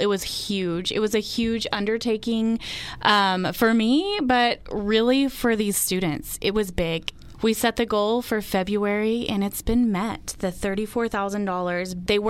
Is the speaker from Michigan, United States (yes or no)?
no; Dalhart, Texas, United States; growing up in Dalhart, that means so much to me, that we live here in this generous community.